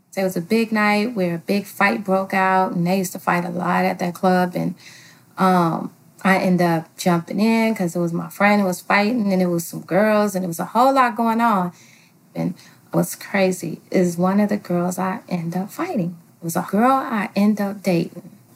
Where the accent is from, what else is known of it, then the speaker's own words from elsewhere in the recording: Los Angeles, California, United States; I am from Los Angeles, California